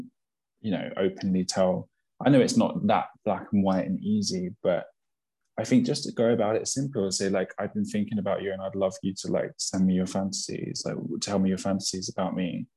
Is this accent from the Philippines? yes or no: no; United Kingdom; especially as a British thing